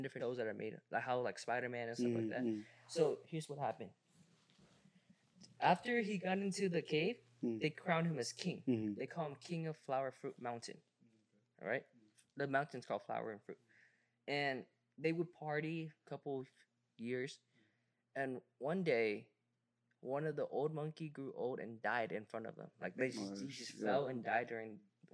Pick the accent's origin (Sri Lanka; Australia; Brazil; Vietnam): Vietnam; moved away; my childhood growing up in Vietnam